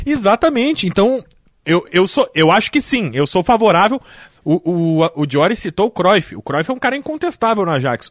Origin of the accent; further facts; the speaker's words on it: Gaúcho, Rio Grande do Sul, Brazil; somos gaúchos